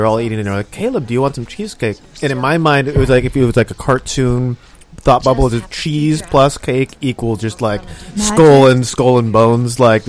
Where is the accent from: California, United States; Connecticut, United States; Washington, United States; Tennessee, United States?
California, United States; Orange County; I'm from Orange County.